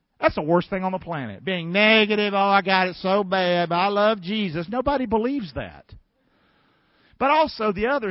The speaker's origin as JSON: {"language": "English", "town": "Rockingham", "region": "North Carolina", "country": "United States", "moved": "yes", "said": "I'm from Rockingham, North Carolina"}